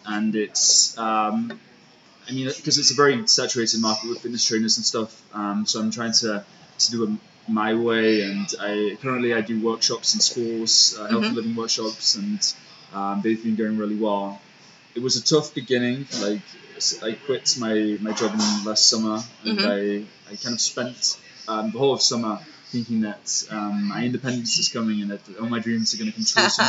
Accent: England, United Kingdom; I'm from England, right? So I'm very grateful for any days where there's no rain

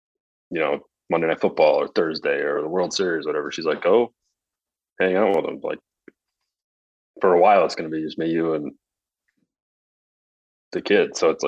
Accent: Midwest, United States; also born or lived in Arizona; now in Sioux Falls, United States; Born and raised in the Midwest. Not born. Born in Arizona, where you are.

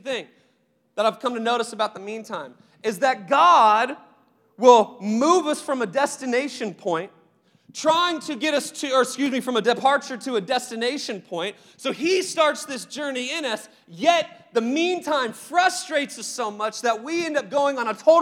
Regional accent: Seattle, Washington, United States; moved away; also born or lived in Phoenix; I grew up in Seattle for the most part

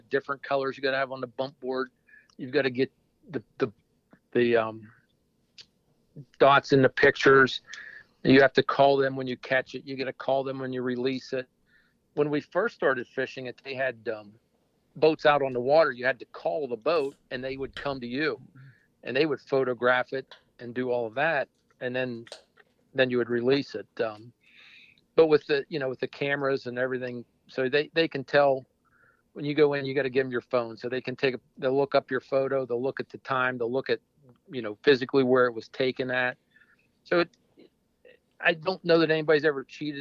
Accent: Western Pennsylvania, United States; moved away as an adult; also born or lived in Clarion, Pennsylvania; now in central Pennsylvania, United States; I grew up in Western PA

